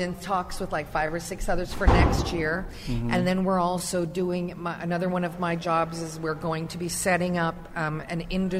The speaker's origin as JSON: {"language": "English", "town": "Anaheim", "region": "California", "country": "United States", "tie": "born or raised there", "said": "I grew up in Orange County, went to Anaheim High, Brookers Junior High."}